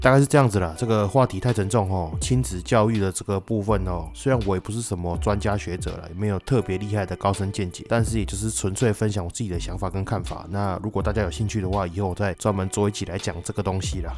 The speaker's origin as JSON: {"language": "Chinese", "country": "Taiwan"}